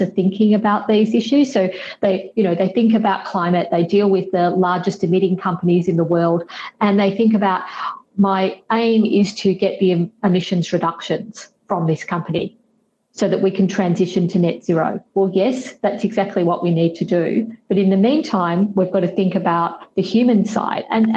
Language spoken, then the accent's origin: English; Australia; now in London, United Kingdom; So I live in the UK, I'm based in London, but I'm from Australia.